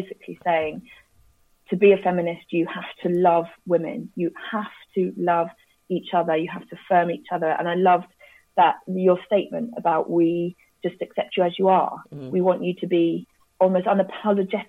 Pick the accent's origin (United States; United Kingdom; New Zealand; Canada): United Kingdom; Cambridge, East of England; Cambridge is my hometown, I then got a job at a charity called Romsey Mill, which, funnily enough, I went to as a kid